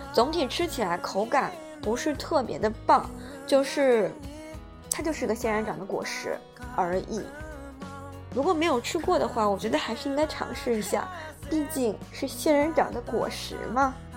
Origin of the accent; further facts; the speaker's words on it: southern China, China; moved away as an adult; also born or lived in United Kingdom; 作为一个南方人